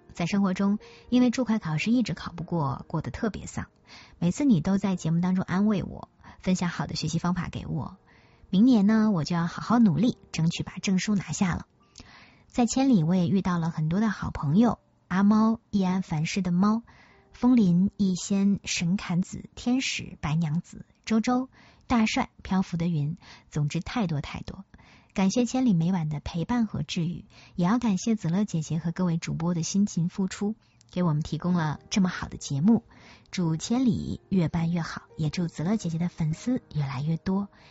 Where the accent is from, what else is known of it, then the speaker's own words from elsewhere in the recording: Northeast China, China; moved away; 小时候生活在东北，冬天的雪可以垒起城堡，可以盖得比人还高